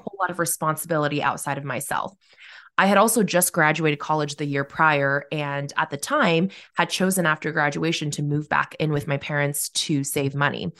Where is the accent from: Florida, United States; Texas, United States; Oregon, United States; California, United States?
Oregon, United States; Corvallis; now in Salem, United States; I grew up in Corvallis, which is a small college town